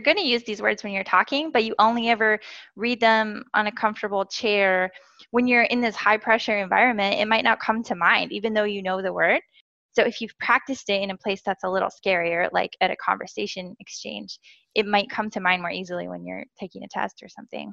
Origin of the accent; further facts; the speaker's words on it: United States; first language English; moved away as an adult; also born or lived in Korea; I am a native English speaker from the USA